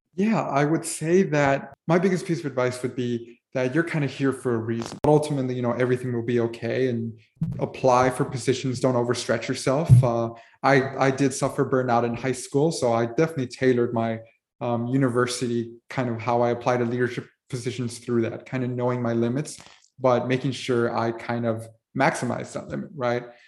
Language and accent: English; Miami, Florida, United States; being born and raised in Miami my entire life